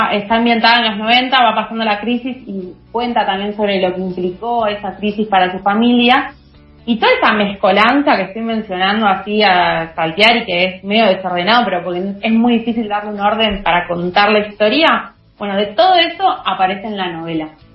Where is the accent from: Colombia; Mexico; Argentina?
Argentina; pensarnos como argentinos